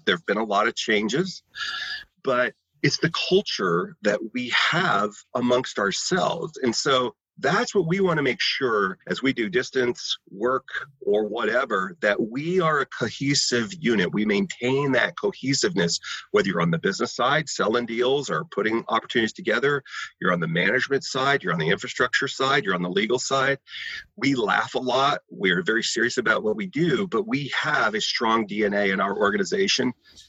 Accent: Tulsa, Oklahoma, United States; I grew up in Tulsa, Oklahoma, let's say, and I want to work in LA or I want to work here in New York City

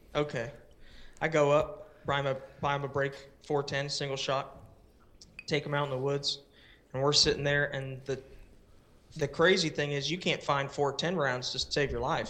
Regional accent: Palm Bay, Florida, United States; moved away as an adult; also born or lived in West Melbourne, Florida / Japan; I was born and raised in Palm Bay, Florida, which is the same area. And then we moved to West Melbourne, and I lived there until I was eighteen

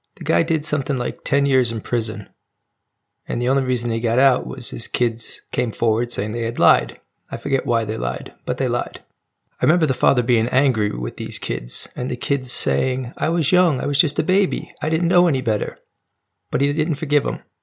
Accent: New York, United States; my home state of New York

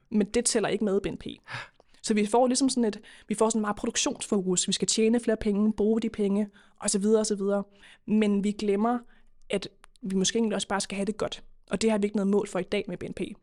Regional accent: Køge, Zealand, Denmark; now in Copenhagen, Denmark; Jeg er egentlig fra Køge oprindeligt, men, med, øh, men bor i København nu

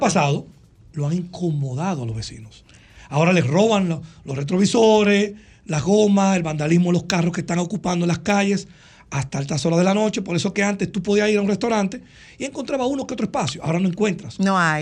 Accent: Santo Domingo, Dominican Republic; nosotros donde yo nací, me crié en el mirador cerca donde vivíamos antes

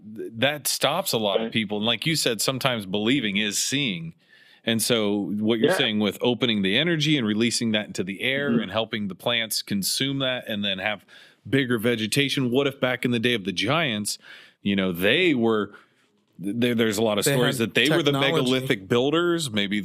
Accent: Midwest, United States; I'm from the Midwest.

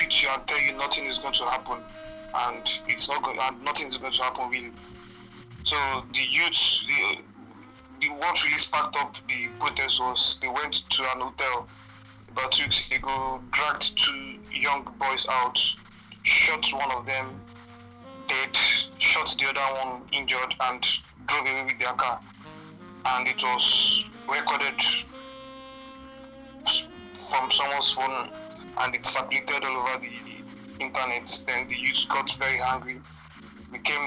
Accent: eastern Nigeria, Nigeria; now in Lagos, Nigeria; I'm from Nigeria. From the eastern part of Nigeria.

